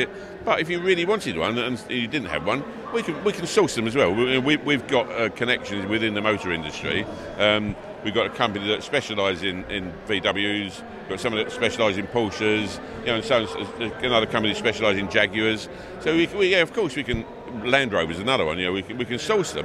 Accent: London, United Kingdom; I'm from East London.

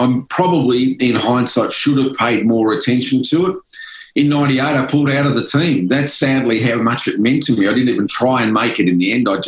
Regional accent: Melbourne, Victoria, Australia; born or raised there

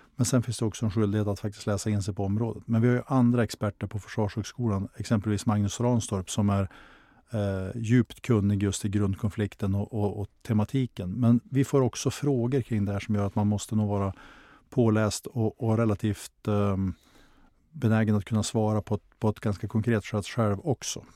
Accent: Skellefteå, Västerbotten County, Sweden; stadsdelen där jag växte upp i Skellefteå

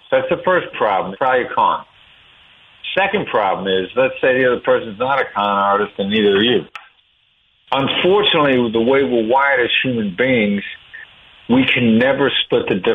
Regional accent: Iowa, United States; Yeah, you know, I'm just a Midwestern guy. I know my accent doesn't sound like it, but I grew up in a small town in Iowa

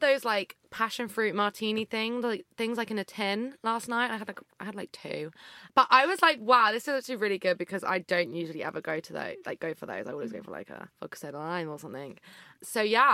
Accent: Berkshire, South East England, United Kingdom; I grew up in Berkshire.

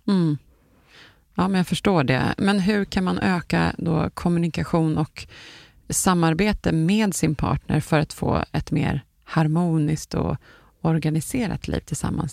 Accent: Sweden; som vi svenskar brukar säga

